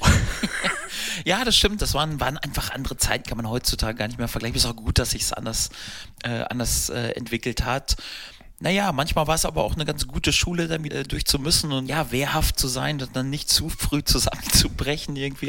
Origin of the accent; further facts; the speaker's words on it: Steinhausen, North Rhine-Westphalia, Germany; also born or lived in Paderborn; Ein äh, kleiner Ort, wo ich, äh, wo ich aufgewachsen bin, wo mein Elternhaus äh, aus war und habe dann äh, die ersten Jahre im Jugendbereich da beim äh, SV Steinhausen verbracht